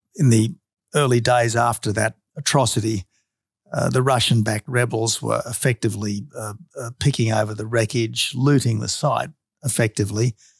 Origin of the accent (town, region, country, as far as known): Australia